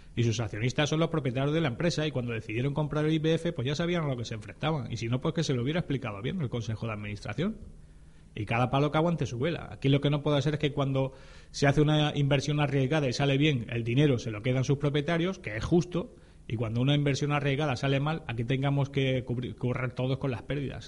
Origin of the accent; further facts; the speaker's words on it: Spain; en mi calidad de español